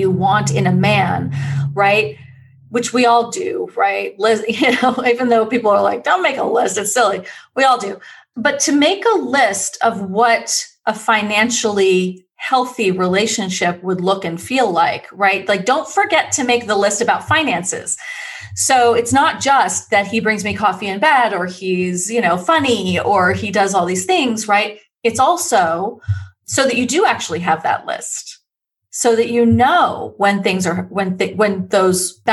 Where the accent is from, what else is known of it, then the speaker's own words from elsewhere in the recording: New York, United States; now in California, United States; I'm from New York